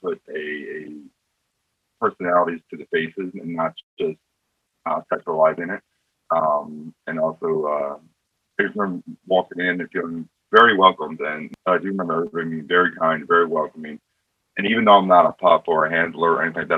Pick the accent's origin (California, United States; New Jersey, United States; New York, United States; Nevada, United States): New York, United States; New York City; I'm from New York City